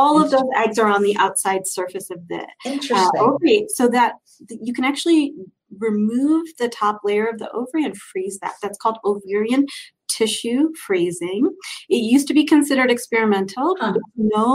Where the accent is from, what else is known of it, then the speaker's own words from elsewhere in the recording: Cleveland, Ohio, United States; moved away as an adult; also born or lived in Chicago / Philadelphia; now in Denver, United States; I grew up in Cleveland, Ohio.